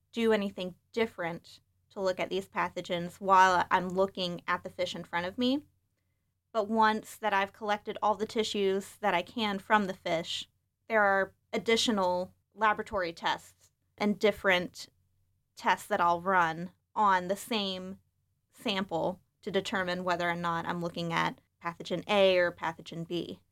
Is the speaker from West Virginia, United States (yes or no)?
yes; West Virginia, United States; now in Michigan, United States; I'm originally from West Virginia, so growing up, I spent a lot of time outdoors.